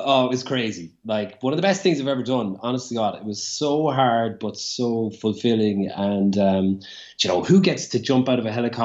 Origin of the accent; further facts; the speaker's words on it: Limerick, Munster, Ireland; growing up in Limerick, and he went to the same school as me